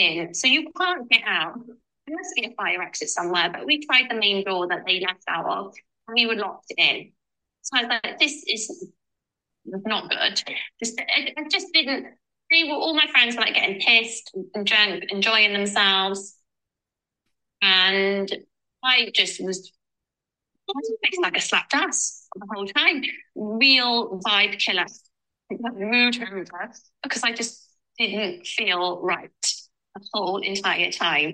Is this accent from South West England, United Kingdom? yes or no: no; Cardiff, Wales, United Kingdom; we're from Cardiff